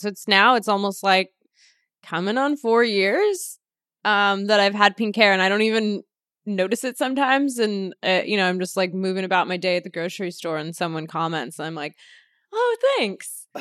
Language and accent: English; Los Angeles, California, United States; Born and raised Los Angeles